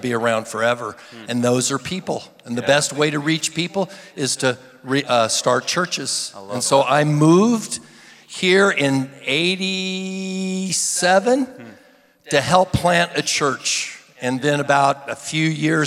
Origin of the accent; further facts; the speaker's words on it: Independence, Missouri, United States; moved away; I came from Independence, Missouri originally, Truman High School